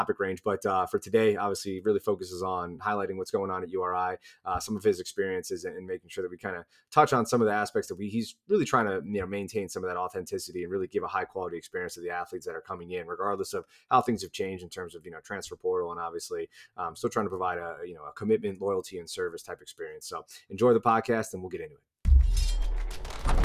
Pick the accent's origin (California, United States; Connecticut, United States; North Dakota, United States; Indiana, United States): Connecticut, United States; I'm from Connecticut